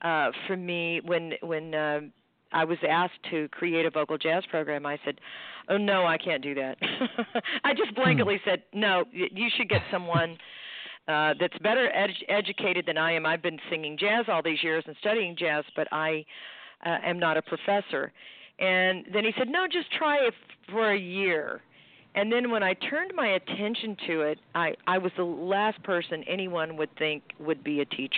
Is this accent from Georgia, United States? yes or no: no; Houston, Texas, United States; he's from my hometown of Houston, and he's, you know, a great, great tenor player